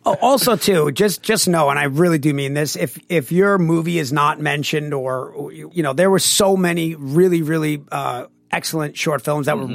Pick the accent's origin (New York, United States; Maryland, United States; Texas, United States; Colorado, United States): New York, United States; Long Island; we're from Long Island. The Long Island accent is awful